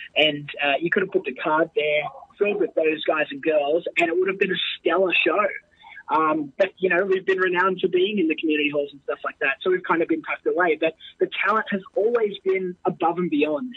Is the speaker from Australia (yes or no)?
yes; Australia; cement myself as an Australian wrestler and represent our country